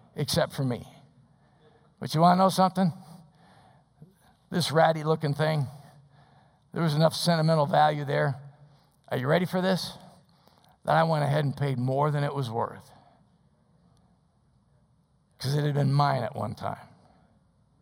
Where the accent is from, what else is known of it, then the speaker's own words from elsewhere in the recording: Des Plaines, Illinois, United States; I was raised in Des Plaines.